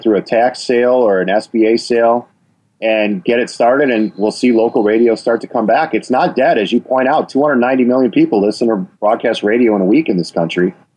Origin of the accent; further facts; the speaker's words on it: Wisconsin, United States; you can hear my accent. I mean, I'm from Wisconsin